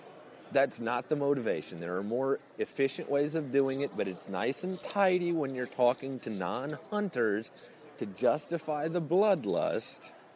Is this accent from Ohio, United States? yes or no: no; Illinois, United States; I'm actually from Central Illinois. I've never really pretended to be from Texas.